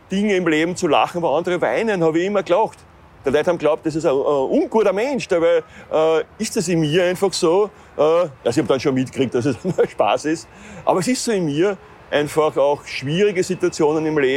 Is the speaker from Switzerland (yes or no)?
no; Austria; meiner Heimat Österreich.